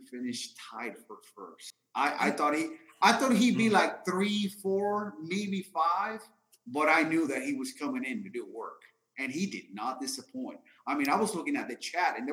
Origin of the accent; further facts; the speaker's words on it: Duval County, Florida, United States; I'm from Duval County, Florida